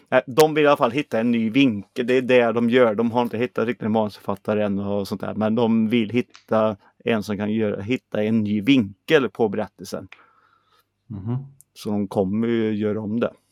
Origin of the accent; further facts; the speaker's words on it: Sweden; Men jag är en svensk psycho. Jag är ingen American psycho.